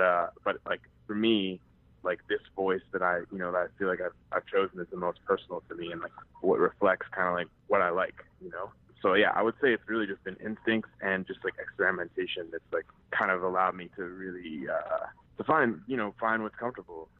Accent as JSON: {"language": "English", "town": "Cleveland", "region": "Ohio", "country": "United States", "tie": "born or raised there", "said": "I was born and raised in Cleveland, Ohio"}